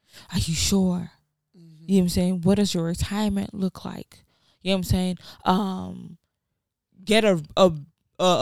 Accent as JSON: {"language": "English", "country": "Nigeria", "tie": "born or raised there", "also_born_or_lived": "Rhode Island, United States", "moved": "yes", "lives_now": "United States", "said": "originally from Nigeria. Quite all right. But America-wise, Rhode Island is where, like, when I first came from Nigeria, it was Rhode Island"}